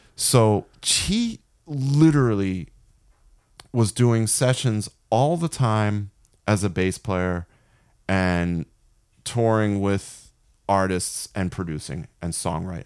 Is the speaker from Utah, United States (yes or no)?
no; Philadelphia suburbs, Pennsylvania, United States; he and I grew up outside of Philly, really close to Philly, basically, like, Philly suburbs, like, on the border of Philly and, and, uh, what's called the Main Line